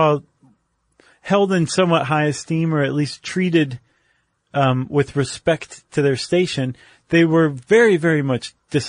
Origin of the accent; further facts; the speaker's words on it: United States; I'm an American.